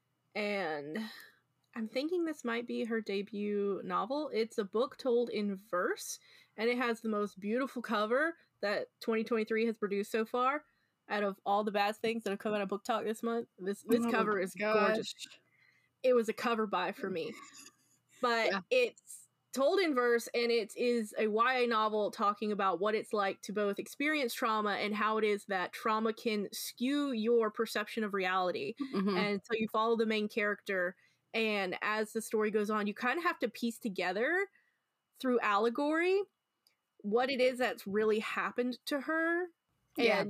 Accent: Memphis, Tennessee, United States; it's my hometown

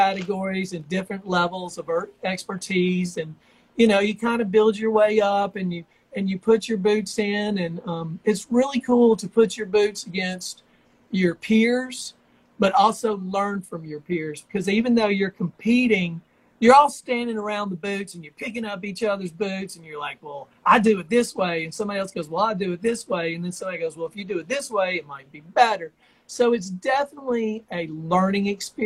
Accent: Georgia, United States; also born or lived in Tennessee / Albuquerque, New Mexico / Nashville, Tennessee; now in Brentwood, United States; I grew up in Georgia and Tennessee

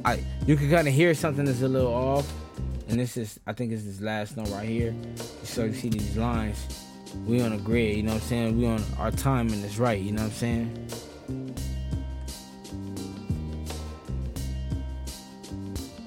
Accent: Los Angeles, California, United States; I'm from the West Coast. I'm from L.A.

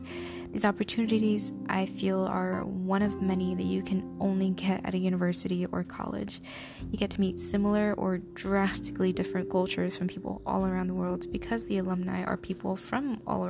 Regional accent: Rio Grande Valley, Texas, United States; first language Spanish; English is a second language; growing up in the Rio Grande Valley in Texas, my parents spoke Spanish because that was a language that they knew since they were from Mexico. So naturally, when I was born, I learned Spanish before I learned English.

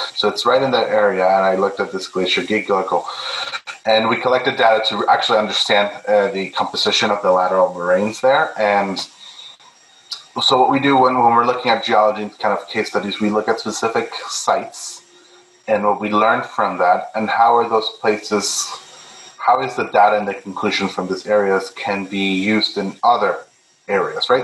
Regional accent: Milton, Ontario, Canada; also born or lived in Peru; now in Hamilton, Canada; I grew up in Milton when it was a very small town

